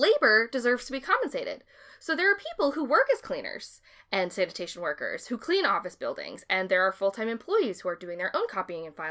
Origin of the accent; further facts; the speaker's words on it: Massachusetts, United States; we're from Massachusetts